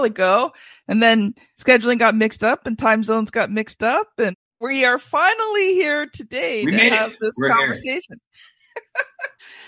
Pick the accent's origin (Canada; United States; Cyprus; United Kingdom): Canada; Ontario; I'm Canadian